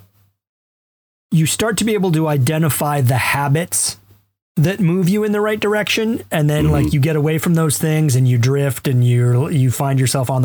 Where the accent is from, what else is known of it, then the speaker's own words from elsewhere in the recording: Alabama, United States; I'm a white guy who grew up middle class in Alabama